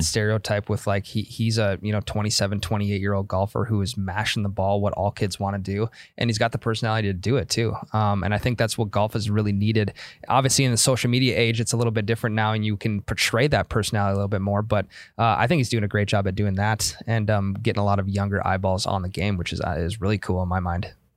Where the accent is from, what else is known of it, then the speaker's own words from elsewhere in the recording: North Dakota, United States; we're from North Dakota